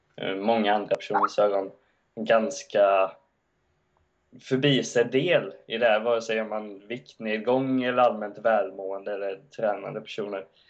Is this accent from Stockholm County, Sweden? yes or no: no; Gothenburg, Västra Götaland, Sweden; att jag inte är skåning, att jag är hel göteborgare.